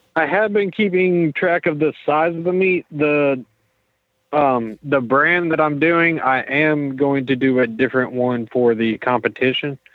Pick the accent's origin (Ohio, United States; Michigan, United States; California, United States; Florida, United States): Florida, United States; Pensacola; We're from Pensacola